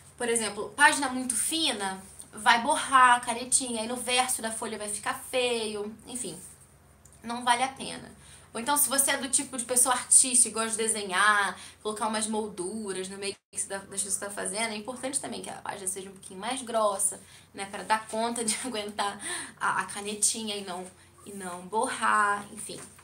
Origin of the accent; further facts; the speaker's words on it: Rio de Janeiro, Brazil; now in Curitiba, Brazil; eu sou do Rio de Janeiro, não moro mais no Rio, moro em Curitiba